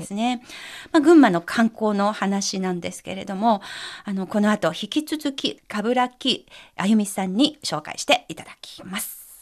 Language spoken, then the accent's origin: Japanese; Ma'anshan, Anhui, China; 私のふるさとの安徽省の万山市